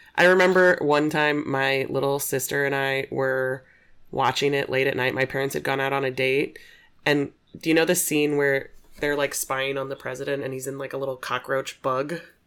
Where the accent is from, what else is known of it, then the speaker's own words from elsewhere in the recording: Aurora, Illinois, United States; also born or lived in Nebraska; I grew up in Aurora